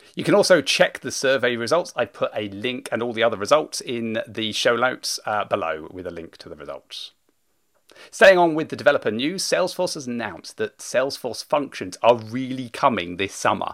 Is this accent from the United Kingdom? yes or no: yes; United Kingdom; being British